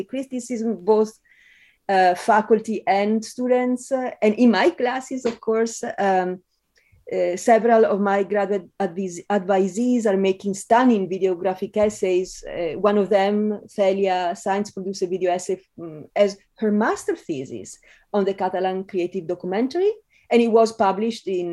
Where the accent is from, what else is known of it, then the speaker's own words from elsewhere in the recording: Italy; English is a second language; moved away as an adult; also born or lived in Spain; now in United States; the accent is such a part of my identity as an Italian who lived years in Spain